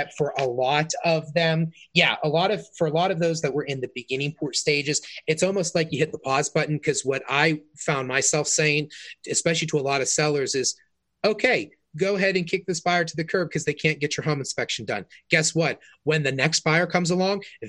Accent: South Fayette, Pennsylvania, United States; now in Canonsburg, United States; My wife and I grew up in South Fayette, she grew up in Cannonsburg, and now we live in Cannonsburg

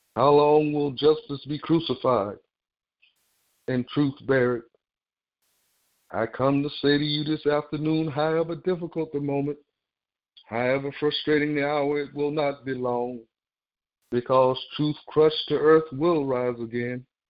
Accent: the South, United States; growing up in the South

